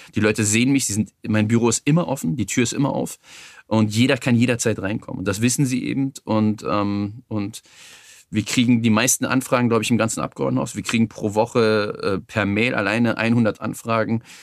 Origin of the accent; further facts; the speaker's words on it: Berlin, Germany; Ich bin im Schöneberger Norden aufgewachsen, in der Gegend um den Palas